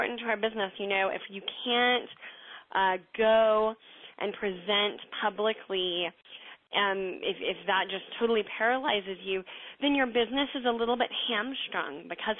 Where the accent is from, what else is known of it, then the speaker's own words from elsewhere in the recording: the South, United States; I'm from the South, so, like, I, you know, we feed people, like, too much